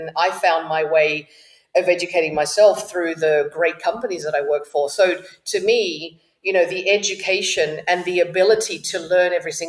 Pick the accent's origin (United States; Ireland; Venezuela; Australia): Australia; accent: Australian; first language Spanish; English is a second language; also born or lived in Uruguay; I sound Australian, Chet, I'm actually born in Uruguay